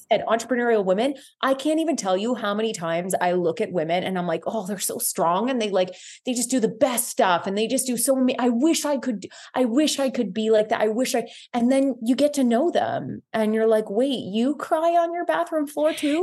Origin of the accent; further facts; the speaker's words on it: Guelph, Ontario, Canada; moved away as an adult; I am from Guelph, Ontario. I'm back in my hometown.